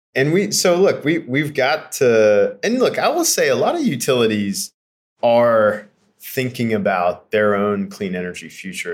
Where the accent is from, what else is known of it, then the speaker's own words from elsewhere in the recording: Eastern Kentucky, United States; moved away; I grew up in Eastern Kentucky